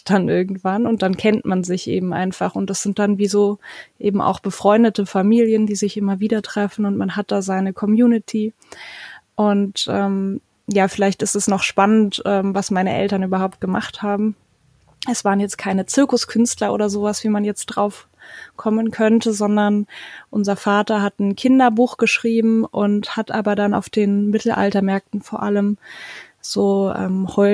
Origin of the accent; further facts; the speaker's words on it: Germany; ich war Kind von Schaustellereltern, ich habe eine Schwester und wir sind auch im Wohnwagen aufgewachsen und deswegen passt das ja wieder ganz gut zu Camperstyle. Ähm, wir waren tatsächlich auch oft auf Campingplätzen, aber eben in ganz Deutschland unterwegs